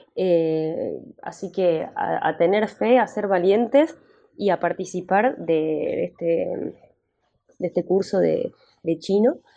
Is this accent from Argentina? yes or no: yes; Argentina; Me gusta decir que soy argentina